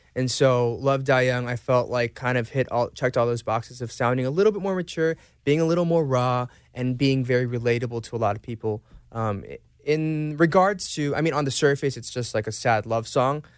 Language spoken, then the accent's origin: English; Atlanta, Georgia, United States; moved away as an adult; also born or lived in Seoul, South Korea; Growing up in Atlanta and even now